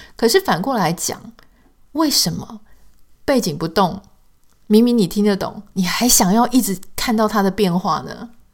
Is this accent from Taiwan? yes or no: yes; Taiwan; accent: Taiwanese Mandarin (southern-sounding); 当然，也许对台湾人来说，这样子的口音是非常习惯的